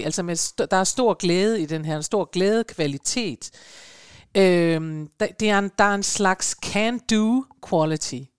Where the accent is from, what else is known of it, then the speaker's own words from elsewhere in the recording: Denmark; I Danmark